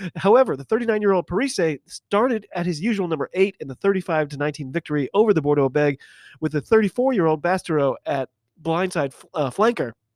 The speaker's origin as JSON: {"language": "English", "country": "United States", "said": "I'm an American rugby fan"}